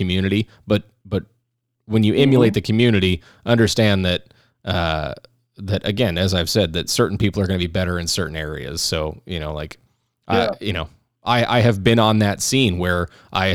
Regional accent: Phoenix, Arizona, United States; I grew up in North Phoenix

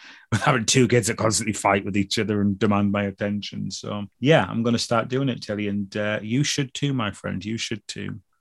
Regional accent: United Kingdom

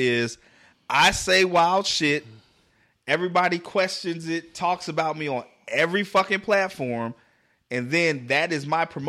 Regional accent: New York City, New York, United States; I ain't these country niggas. I'm from New York City, nigga.

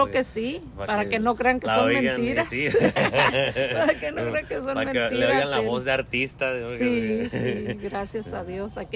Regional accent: Durango, Mexico; moved away; Yo soy de, de Durango.

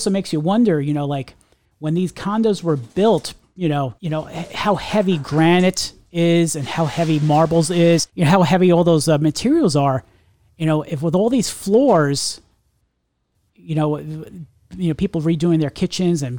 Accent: New York, United States; I'm a New Yorker. We're all New Yorkers

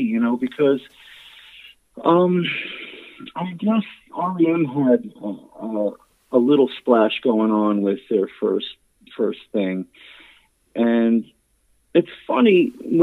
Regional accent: New Jersey, United States; we're from Jersey

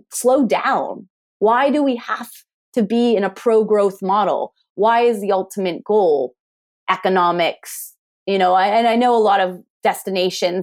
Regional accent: Pennsylvania, United States; also born or lived in California / Canada; now in Swansea, United Kingdom; the accent comes originally from the United States. I grew up in Pennsylvania and then eventually, you know, out to California

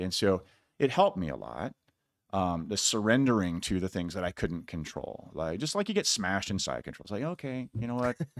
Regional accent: Iowa, United States; I'm from Iowa, a lot of wrestlers

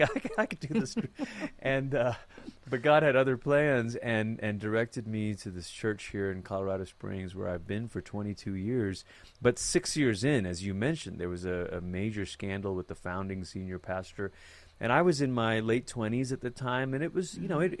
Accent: Malaysia; moved away as an adult; now in United States; I grew up in Malaysia.

